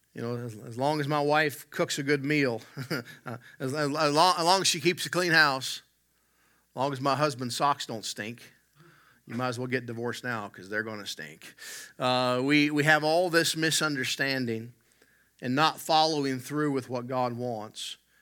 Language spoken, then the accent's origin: English; West Virginia, United States; moved away; I'm from the Southern U S. I grew up in West Virginia